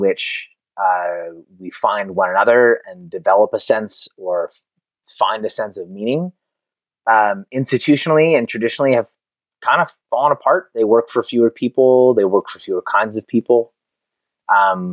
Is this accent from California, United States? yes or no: yes; Concord, California, United States; also born or lived in Oakland, California / Martinez, California; I was born in Oakland. I grew up in Concord